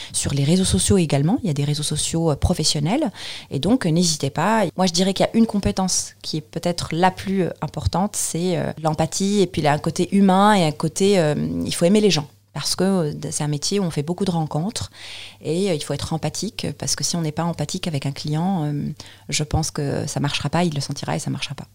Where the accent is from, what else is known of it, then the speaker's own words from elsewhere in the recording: Tunis, Tunis Governorate, Tunisia; moved away as an adult; now in Paris, France; je viens de Tunis. Oui. en fait, je suis, je suis tunisienne naturalisée française.